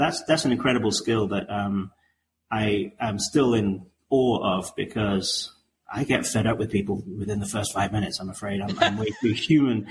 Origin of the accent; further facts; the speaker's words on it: England, United Kingdom; I'm an English guy